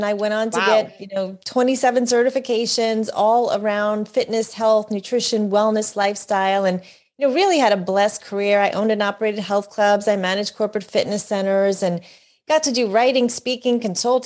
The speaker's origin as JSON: {"language": "English", "area": "New York, New Jersey", "region": "Northeast area", "country": "United States", "tie": "born or raised there", "said": "I was born and raised in the New York, New Jersey, Northeast area"}